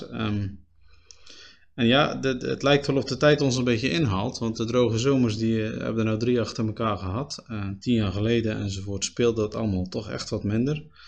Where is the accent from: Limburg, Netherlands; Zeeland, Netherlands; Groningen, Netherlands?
Zeeland, Netherlands; Spui; also born or lived in Axel; now in Terneuzen, Netherlands; ik ben opgegroeid op Spui, een klein gehuchtje. Ook in Zeeuws-Vlaanderen.